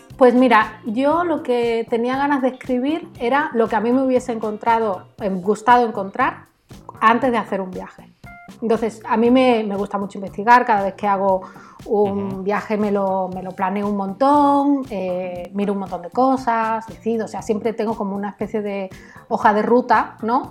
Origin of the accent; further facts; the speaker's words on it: Canary Islands, Spain; also born or lived in Algeciras; yo nací en Canarias de familia andaluza y mi familia casi toda vive en Algeciras